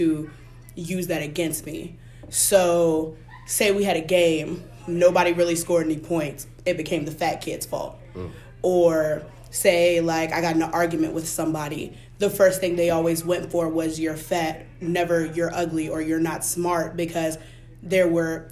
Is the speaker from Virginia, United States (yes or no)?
yes; Charles City, Virginia, United States; I'm a junior social work major from Charles City, Virginia